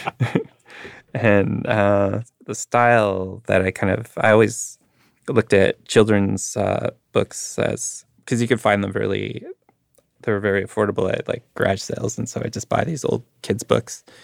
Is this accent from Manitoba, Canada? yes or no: yes; Winnipeg, Manitoba, Canada; growing up in Winnipeg